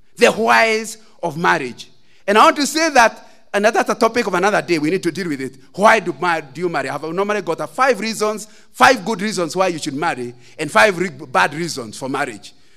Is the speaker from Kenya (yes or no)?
yes; Central Province, Kenya; I come from Central